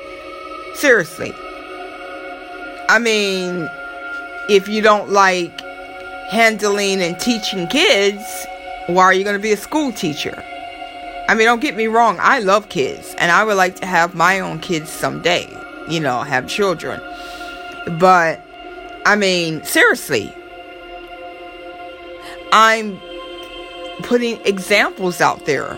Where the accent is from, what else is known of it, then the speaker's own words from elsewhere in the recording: Florida, United States; my family in Florida, that's where I'm from. Everybody know I'm from Florida